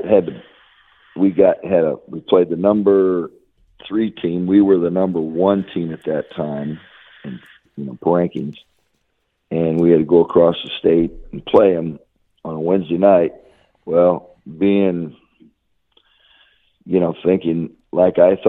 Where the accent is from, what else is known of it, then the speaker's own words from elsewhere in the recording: Chenoa, Illinois, United States; My first job in teaching was and coaching was in Shenoa, my hometown